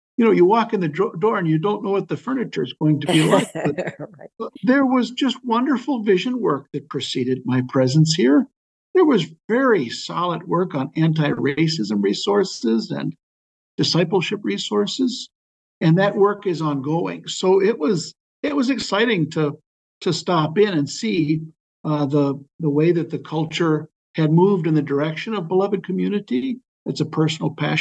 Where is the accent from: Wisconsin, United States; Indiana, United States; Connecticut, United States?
Wisconsin, United States; Waukesha; I was born in Waukesha, Wisconsin